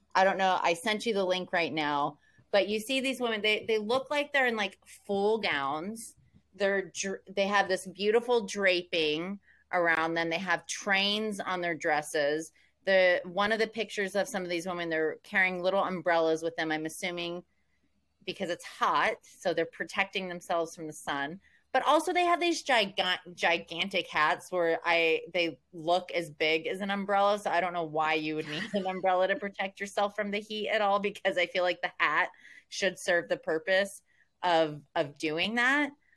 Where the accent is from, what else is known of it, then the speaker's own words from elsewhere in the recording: Oklahoma, United States; I'm from Oklahoma